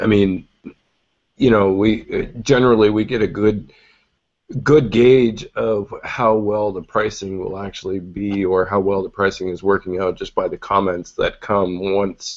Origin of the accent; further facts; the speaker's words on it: Canada; as a Canadian who has dealt with Canadian carriers before